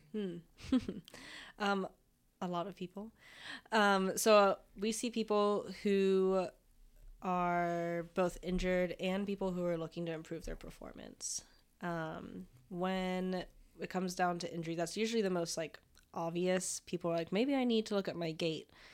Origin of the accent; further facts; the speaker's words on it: Florida, United States; moved away as an adult; I'm from Florida, and so just moved on up this way